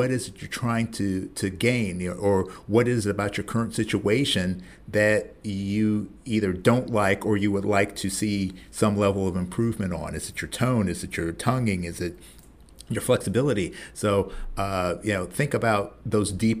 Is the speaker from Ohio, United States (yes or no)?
yes; Columbus, Ohio, United States; my hometown of Columbus